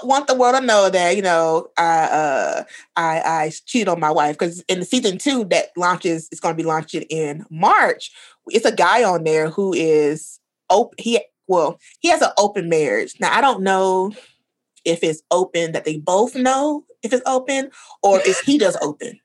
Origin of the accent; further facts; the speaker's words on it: the South, United States; I grew up in the South